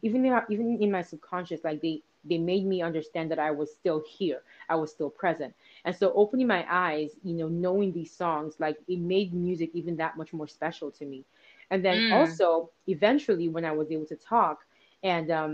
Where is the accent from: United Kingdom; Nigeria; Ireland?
Nigeria; growing up in Nigeria